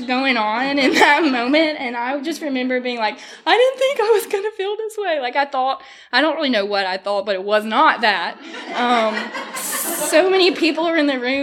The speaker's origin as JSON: {"language": "English", "town": "Tupelo", "region": "Mississippi", "country": "United States", "tie": "born or raised there", "also_born_or_lived": "Starkville, Mississippi", "moved": "as an adult", "lives_now": "Fairhope, United States", "said": "we were from Tupelo before that. So we're very thankful to really have three places that feel like home"}